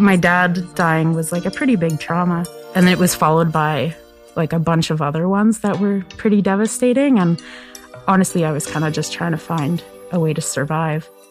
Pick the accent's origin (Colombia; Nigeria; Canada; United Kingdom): Canada; Kingston, Nova Scotia; moved away as an adult; also born or lived in Toronto; I'm from Kingston, Nova Scotia. It's where I grew up. It's a village in the Annapolis Valley